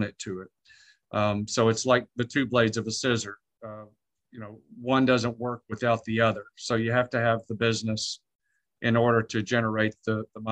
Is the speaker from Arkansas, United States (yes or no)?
yes; Arkansas, United States; also born or lived in Latin America / Ecuador; now in Texas, United States; I was raised in Arkansas, but I'm Ecuadorian at heart.